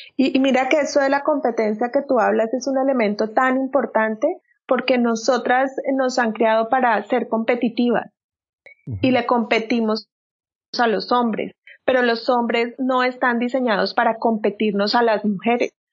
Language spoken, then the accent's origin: Spanish; Colombia; moved away as an adult; now in Frisco, United States; yo soy colombiana, tengo 45 años, eh, vivo hace año y medio